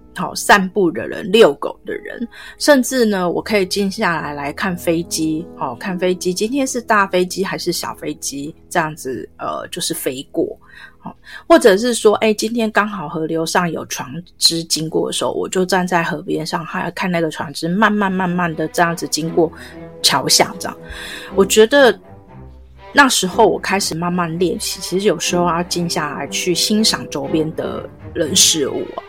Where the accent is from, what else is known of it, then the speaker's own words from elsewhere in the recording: Taiwan; 我们就是台湾这边的